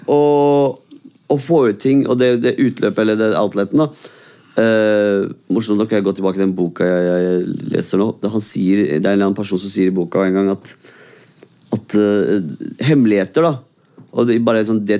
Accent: Oslo, Norway; also born or lived in Iraq; er kurder født i Irak, liksom. Så jeg kom til Norge da jeg var fem.

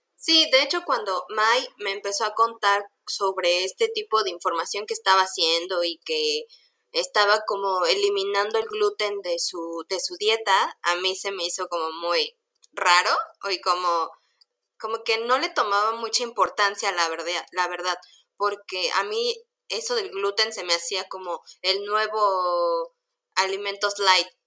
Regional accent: Mexico; como mexicanos

